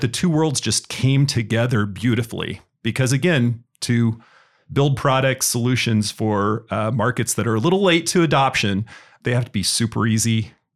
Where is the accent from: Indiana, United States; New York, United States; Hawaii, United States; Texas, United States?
Indiana, United States; also born or lived in San Francisco, California / Carmel, Indiana; I grew up in Indiana, um, Indiana University graduate